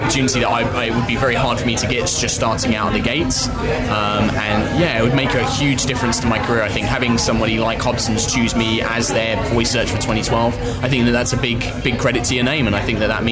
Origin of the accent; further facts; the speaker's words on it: Southend-on-Sea, East of England, United Kingdom; now in London, United Kingdom; I'm originally from Southend-on-Sea in Essex, but currently living in London